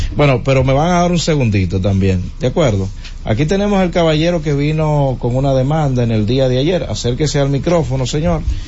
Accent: Villa Altagracia, San Cristóbal, Dominican Republic; moved away; mi tierra, Villa Altagracia

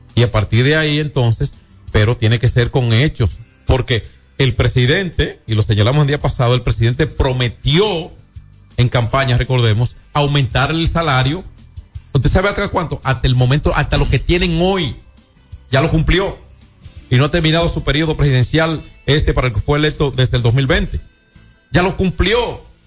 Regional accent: Dominican Republic; en mi país, en mi país

